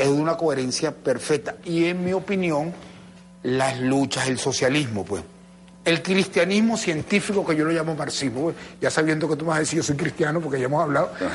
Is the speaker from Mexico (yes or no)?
no; Venezuela